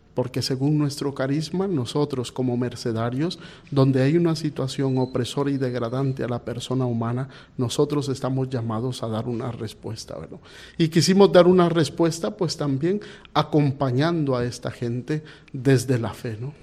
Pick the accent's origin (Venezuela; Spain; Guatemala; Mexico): Guatemala; moved away as an adult; also born or lived in Panama / Mozambique; yo soy de Guatemala